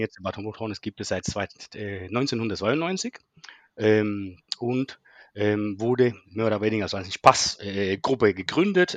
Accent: Cuba; German is a second language; moved away as an adult; also born or lived in Berlin; now in Germany; meine Herkunft. Ich komme aus Kuba

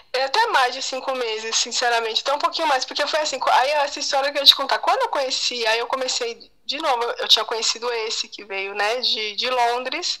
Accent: Brazil; somos nós brasileiros

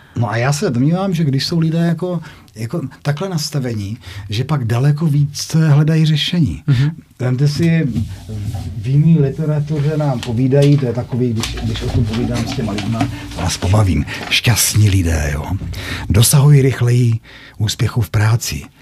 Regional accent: North Moravia, Czechia; Tam u nás na Severní Moravě

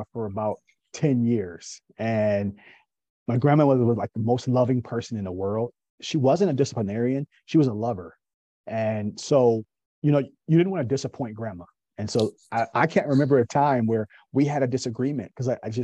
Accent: Kalamazoo, Michigan, United States; moved away as an adult; now in Raleigh, United States; born and raised in Kalamazoo, Michigan.

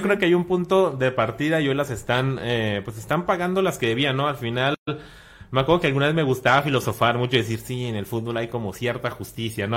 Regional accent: Mexicali, Baja California, Mexico; moved away as an adult; now in Tijuana, Mexico; Soy de, de Mexicali, tengo cuatro años trabajando acá en Tijuana

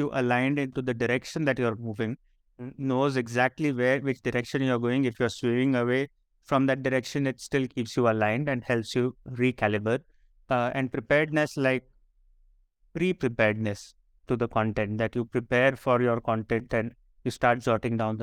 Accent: Marathi, Maharashtra, India; accent: Marathi; English is a second language; our normal conversation, our sort of flow, is essentially in Marathi

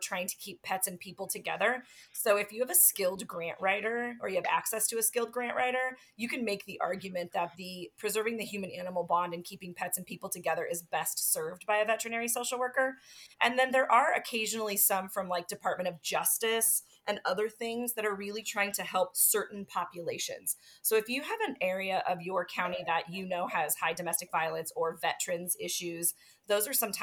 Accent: Midwest, United States; I'm from the Midwest

